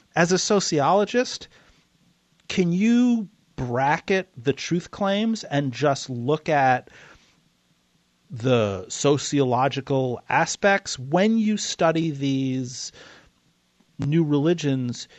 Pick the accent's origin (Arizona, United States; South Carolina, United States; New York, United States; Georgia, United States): New York, United States; New York City; I grew up in New York City.